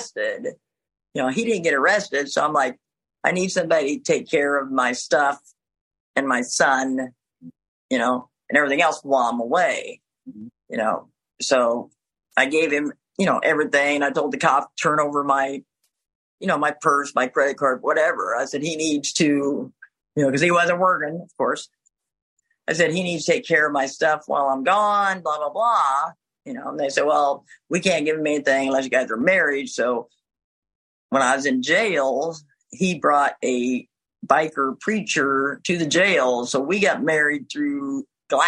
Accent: Ottumwa, Iowa, United States; moved away as an adult; I wasn't planning on going back to Ottumwa. I couldn't go back to my hometown because I got in trouble there twice

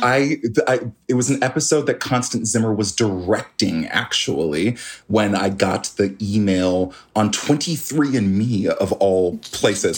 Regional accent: Canada; he made his way up to Canada, had a bunch more kids up there me being one of them

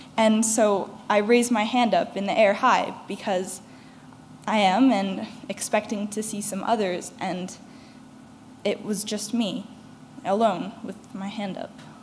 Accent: Toronto, Ontario, Canada; I'm a 16 year old from Toronto.

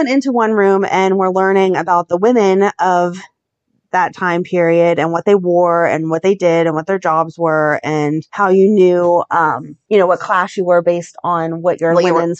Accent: Ohio, United States; now in Pittsburgh, United States; I'm from Ohio

